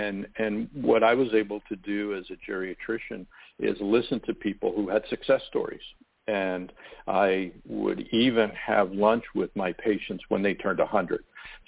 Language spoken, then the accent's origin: English; Long Island, New York, United States; I grew up on Long Island, New York, and I always wanted to be a doctor.